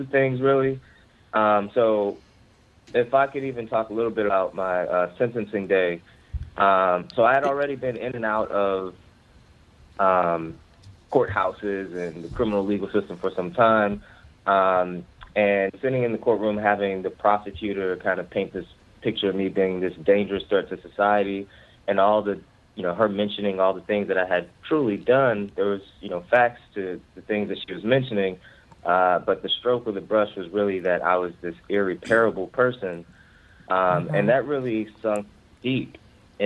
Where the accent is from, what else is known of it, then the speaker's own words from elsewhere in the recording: Ferguson, Missouri, United States; now in Baltimore, United States; I'm from the Ferguson, Missouri area of North St. Louis